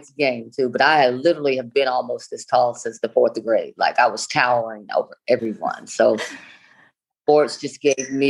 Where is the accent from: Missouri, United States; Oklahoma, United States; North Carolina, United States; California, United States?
Oklahoma, United States; Stringtown; I grew up in a small town in Oklahoma, about a population of 400, called Stringtown, Oklahoma.